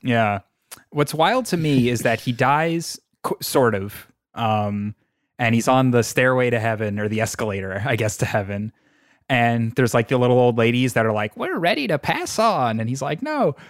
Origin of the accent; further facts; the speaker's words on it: New York, United States; I'm, I'm from New York